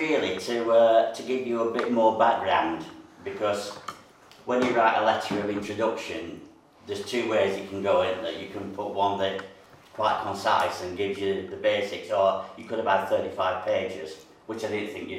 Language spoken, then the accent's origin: English; Sheffield, Yorkshire and the Humber, United Kingdom; moved away as an adult; also born or lived in Runcorn; now in Frodsham, United Kingdom; Originally, as I said, from Sheffield, so if anybody, as we go through these meetings, has difficulty in understanding what I'm saying, then please ask.